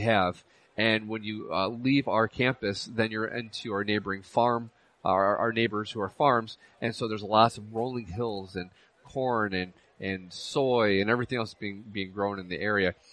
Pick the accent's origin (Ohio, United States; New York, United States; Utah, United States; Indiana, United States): New York, United States; Union Springs; Union Springs is actually my hometown